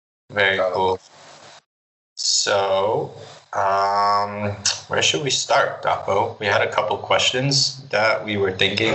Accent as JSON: {"language": "English", "region": "New Jersey", "country": "United States", "moved": "yes", "lives_now": "Budapest, Hungary", "said": "being from North Jersey"}